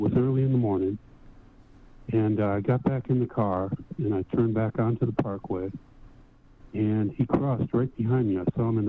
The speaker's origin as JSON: {"language": "English", "town": "Chicago", "region": "Illinois", "country": "United States", "also_born_or_lived": "Asheville area, North Carolina", "moved": "as an adult", "lives_now": "Asheville, United States", "said": "I'm in Western North Carolina, and I'm originally from Chicago. I got a job down here 12 years ago"}